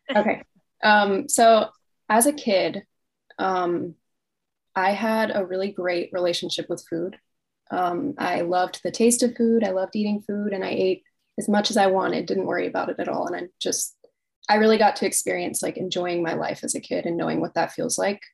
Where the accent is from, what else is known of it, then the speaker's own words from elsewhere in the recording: Virginia Beach, Virginia, United States; I'm from Virginia Beach, Virginia